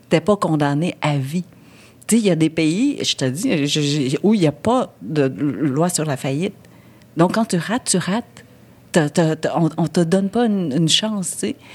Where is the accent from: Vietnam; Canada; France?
Vietnam; je suis vietnamienne